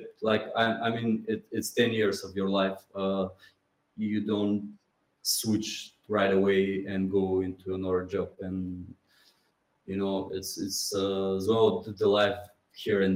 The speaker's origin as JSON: {"language": "English", "town": "Pomorie", "region": "Burgas Province", "country": "Bulgaria", "tie": "born or raised there", "also_born_or_lived": "London, United Kingdom", "second_language": "English", "moved": "as an adult", "lives_now": "Sofia, Bulgaria", "said": "I'm actually from Pomorie, which is a sea coast town, small town. When I came back in Bulgaria, I went to my hometown"}